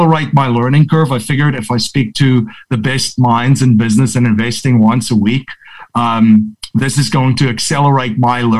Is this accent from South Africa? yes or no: yes; South Africa; moved away as an adult; now in United States; grew up in South Africa, born and raised over there